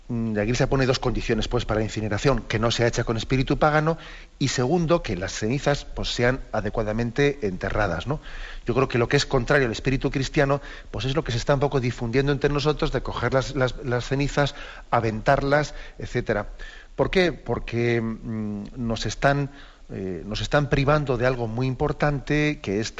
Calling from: Las Palmas de Gran Canaria, Canary Islands, Spain; aquí de Las Palmas, de Gran Canaria.

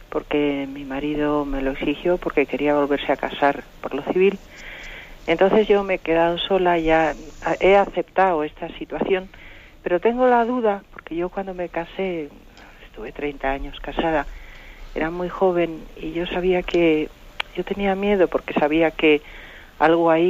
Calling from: Madrid, Community of Madrid, Spain; de Madrid.

